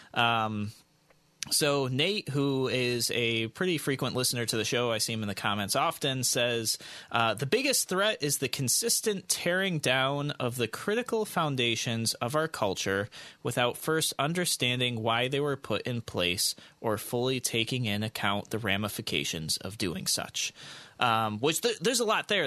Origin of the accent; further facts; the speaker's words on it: United States; as the American people